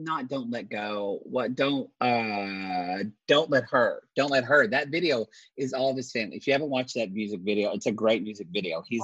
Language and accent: English; Oklahoma, United States; I am from Oklahoma